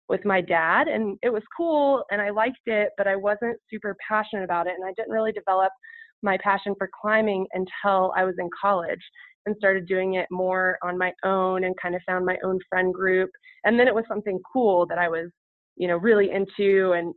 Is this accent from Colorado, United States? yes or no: yes; Colorado, United States; as a child growing up in Colorado.